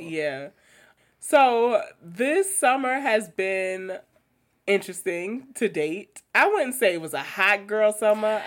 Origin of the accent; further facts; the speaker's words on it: New York City, New York, United States; I grew up in Queens